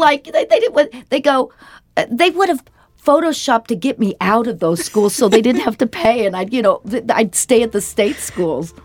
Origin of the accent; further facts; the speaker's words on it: Denver, Colorado, United States; this was in the seventies growing up in Denver